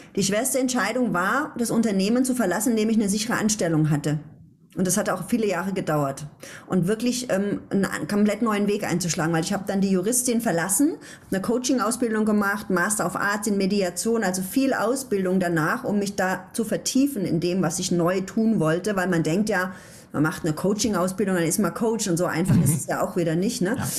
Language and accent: German; Ludwigshafen, Rhineland-Palatinate, Germany; Ich komme ja aus Ludwigshafen